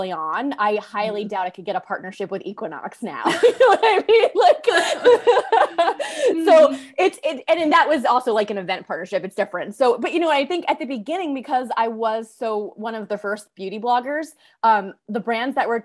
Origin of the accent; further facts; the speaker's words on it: Carmel, New York, United States; moved away as an adult; now in Los Angeles, United States; I grew up in Carmel, which is just a little north of Westchester